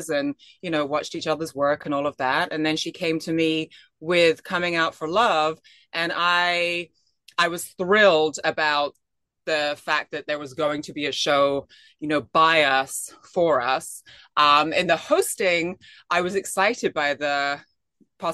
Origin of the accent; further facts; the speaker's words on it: England, United Kingdom; moved away; I'm from England originally